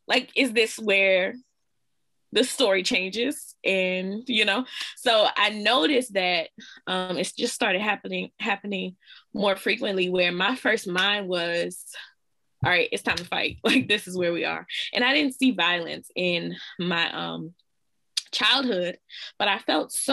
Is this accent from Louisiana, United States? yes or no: yes; Louisiana, United States; I'm from Louisiana